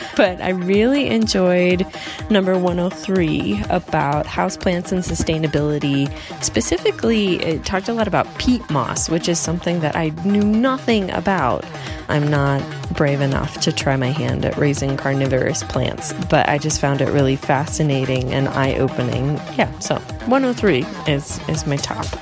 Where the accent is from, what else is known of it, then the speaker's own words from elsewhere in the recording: Ohio, United States; moved away as an adult; now in Mexico City, Mexico; I grew up in Ohio in the middle of nowhere in the United States